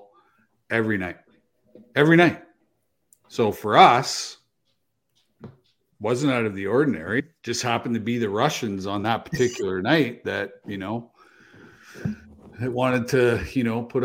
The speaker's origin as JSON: {"language": "English", "region": "Manitoba", "country": "Canada", "tie": "born or raised there", "said": "I grew up in Manitoba too"}